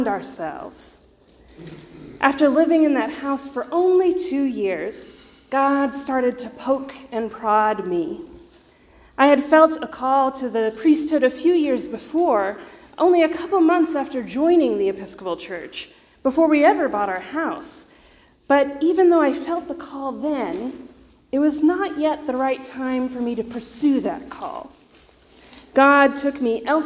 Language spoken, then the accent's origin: English; Georgia, United States; moved away as an adult; also born or lived in Waco, Texas; now in Texas, United States; My parents still live in the same house I grew up in Georgia